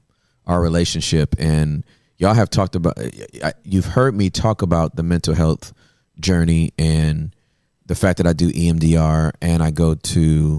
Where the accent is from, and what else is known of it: Inglewood, California, United States